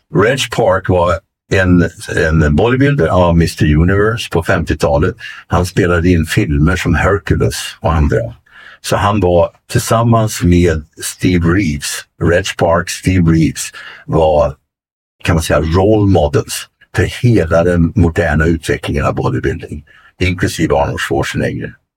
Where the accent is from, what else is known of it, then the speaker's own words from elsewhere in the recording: Arvika, Värmland, Sweden; moved away; also born or lived in Venice, California / Stockholm; från Arvika och skogen där jag kommer ifrån kan man säga i västra Värmland